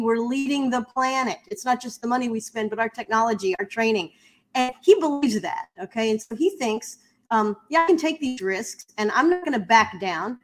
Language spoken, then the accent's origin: English; United States; I'm an American